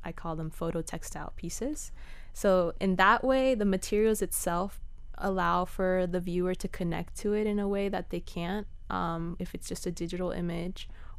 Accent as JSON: {"language": "English", "town": "Cutler Bay", "region": "Florida", "country": "United States", "tie": "born or raised there", "said": "So I grew up in near Cutler Bay, near Goulds area"}